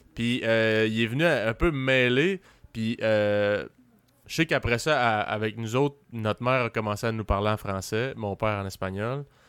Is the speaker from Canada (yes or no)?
yes; Quebec City, Quebec, Canada; j'ai grandi à Limoilou